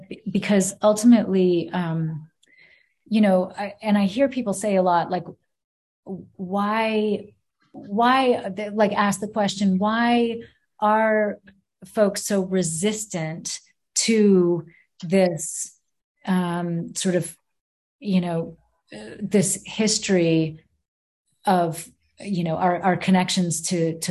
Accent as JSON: {"language": "English", "region": "Maine", "country": "United States", "tie": "born or raised there", "said": "for those of us who were born here"}